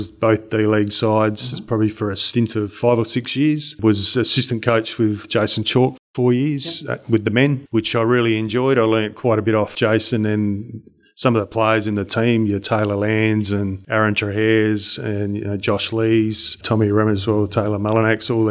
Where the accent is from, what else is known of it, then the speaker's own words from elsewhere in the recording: Murray Bridge, South Australia, Australia; moved away as an adult; also born or lived in Sunshine Coast, Queensland / Kalgoorlie, Western Australia / Mandurah, Western Australia; from a sort of 12, 13-year-old growing up in Murray Bridge, which is, you know, about an hour out of Adelaide.